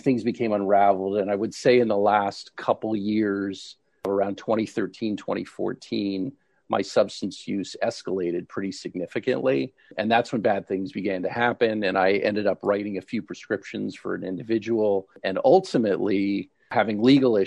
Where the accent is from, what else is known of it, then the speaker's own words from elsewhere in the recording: Toronto, Ontario, Canada; moved away as an adult; also born or lived in New York / Philadelphia; now in United States; I'm originally from Canada, actually from Toronto. I came to the U.S.